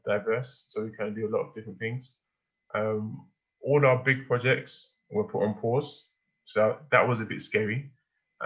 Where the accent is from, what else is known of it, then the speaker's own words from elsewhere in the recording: London, United Kingdom; I'm an Igbo boy that was born and raised in London by first generation immigrant parents who came here after the Civil War